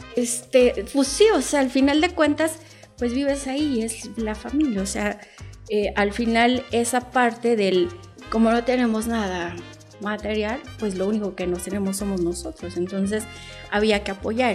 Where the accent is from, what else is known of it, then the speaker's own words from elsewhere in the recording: Cuba; now in Mexico; Hay algo que aprendes en Cuba y es que nada te pertenece. O sea, lo único que te pertenece como cubano eres tú